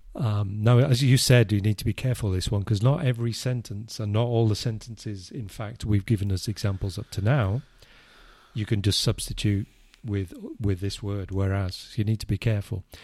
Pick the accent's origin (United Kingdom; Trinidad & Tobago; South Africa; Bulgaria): United Kingdom; England; I, I'm English